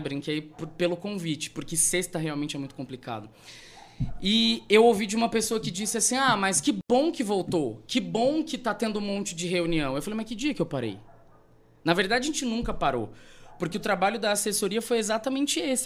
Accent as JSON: {"language": "Portuguese", "town": "Rondonópolis", "region": "Mato Grosso", "country": "Brazil", "tie": "born or raised there", "said": "Eu sou de Rondonópolis, a minha família é daqui. Uhum. Eu fui nascido, criado, me fiz a minha primeira faculdade aqui"}